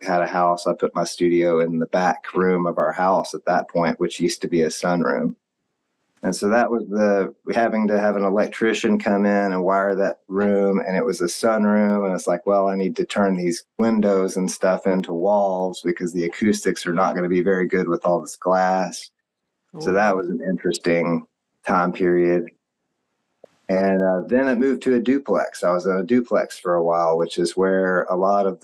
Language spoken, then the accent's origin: English; Texas, United States; I'm from Texas